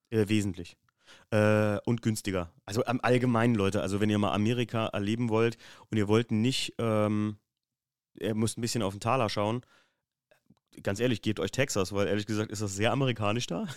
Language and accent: German; Germany; wir kommen aus Deutschland